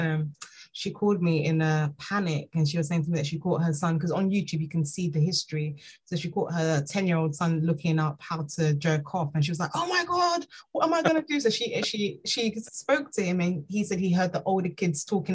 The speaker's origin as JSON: {"language": "English", "country": "Nigeria", "said": "me being Nigerian"}